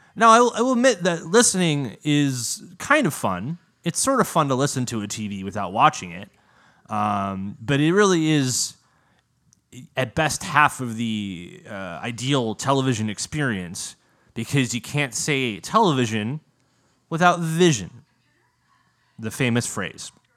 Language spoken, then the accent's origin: English; United States; American, the version of English that we speak in the good ol' U S